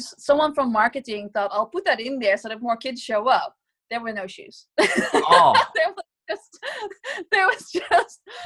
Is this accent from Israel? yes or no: no; Nijmegen, Gelderland, Netherlands; my hometown of Nijmegen